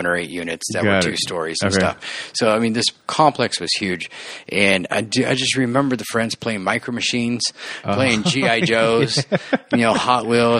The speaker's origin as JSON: {"language": "English", "town": "La Habra", "region": "California", "country": "United States", "tie": "born or raised there", "also_born_or_lived": "West Covina / Pomona", "said": "I was born here, grew up in La Habra"}